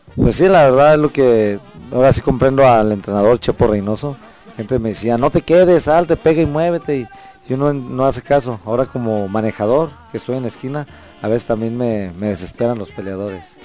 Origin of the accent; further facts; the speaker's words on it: Mexico; los mexicanos somos guerreros